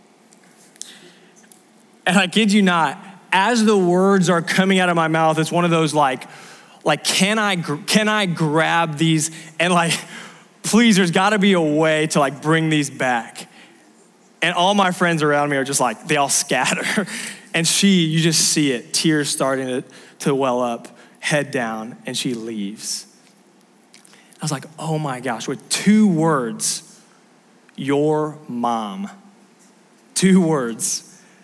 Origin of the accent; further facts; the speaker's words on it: Southern California, United States; moved away; I grew up in Southern California